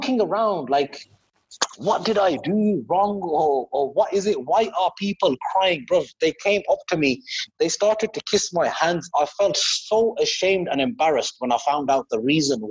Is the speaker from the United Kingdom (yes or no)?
yes; Birmingham, West Midlands, United Kingdom; I'm from Birmingham